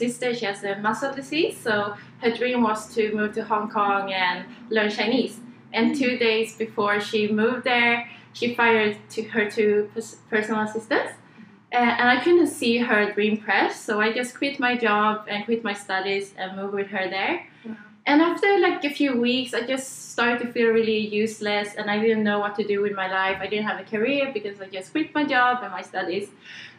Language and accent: English; Sweden; English is a second language; now in Australia; I'm from Sweden, so that's why I'm talking like this.